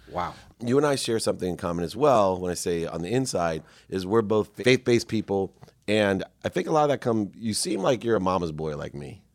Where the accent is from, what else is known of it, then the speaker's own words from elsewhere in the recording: San Diego, California, United States; growing up in San Diego